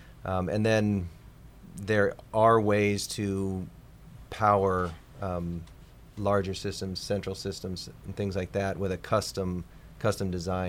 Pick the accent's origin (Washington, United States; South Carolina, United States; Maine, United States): Washington, United States